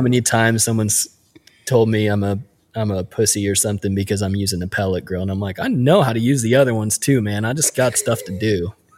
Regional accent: Midwest, United States; us midwest kids

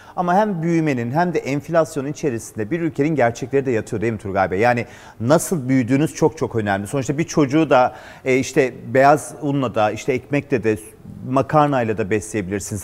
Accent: Turkey; biz Türkler olarak

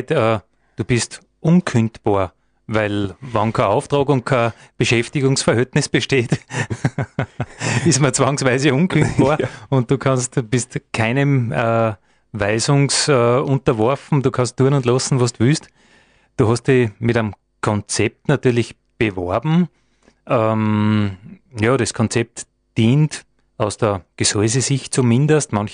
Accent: Dobersberg, Lower Austria, Austria; da wo ich herkomme aus Dobersberg, wir haben einen Naturpark.

